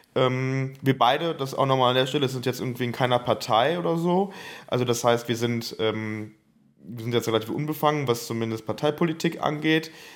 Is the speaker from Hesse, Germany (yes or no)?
no; Bonn, North Rhine-Westphalia, Germany; Ich komme selber aus Bonn